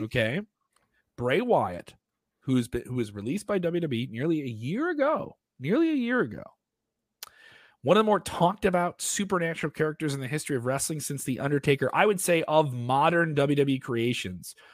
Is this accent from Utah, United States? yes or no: no; Chicago, Illinois, United States; I'm from Chicago